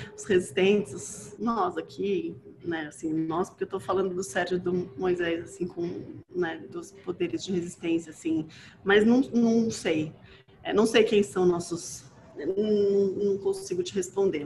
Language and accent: Portuguese; Brazil; na nossa condição como brasileiro